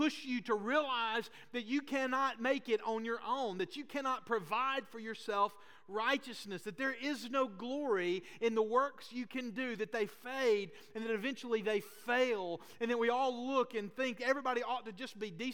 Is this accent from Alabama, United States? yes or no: yes; Boaz, Alabama, United States; Now, I'm from Northeast Alabama too. I'm from Boaz. I grew up in church.